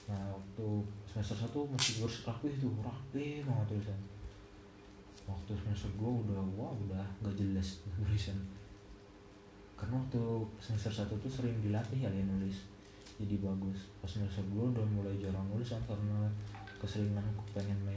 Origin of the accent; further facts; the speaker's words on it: Banjarbaru, South Kalimantan, Indonesia; also born or lived in Garut; awalnya saya itu emang lahir di Garut cuman dari TK saya pindah ke Banjarbaru dari TK awal kecil pindah ke Banjarbaru